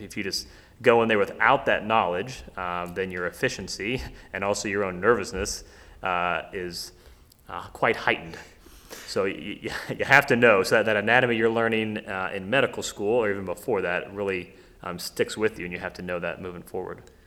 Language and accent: English; Middletown, Ohio, United States; I grew up here in Ohio, um, actually in Middletown